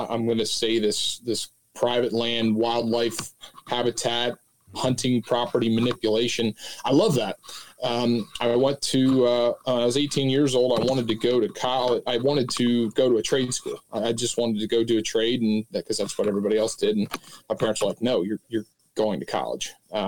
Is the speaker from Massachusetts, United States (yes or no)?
no; Pennsylvania, United States; I'm located down here in Southeast Pennsylvania. I grew up, I could almost see Cabela's from the house I grew u